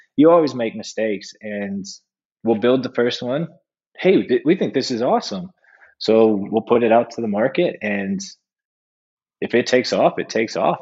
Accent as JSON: {"language": "English", "region": "California", "country": "United States", "tie": "born or raised there", "said": "I'm from California"}